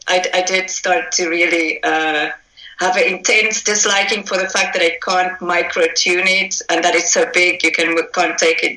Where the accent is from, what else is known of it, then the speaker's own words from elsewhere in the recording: South Africa; moved away as an adult; I'm from South Africa. Okay. I lived there pretty much for the first 26 years of my life.